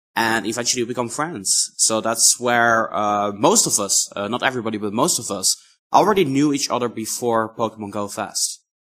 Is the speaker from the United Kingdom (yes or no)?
no; Netherlands; I'm from the Netherlands.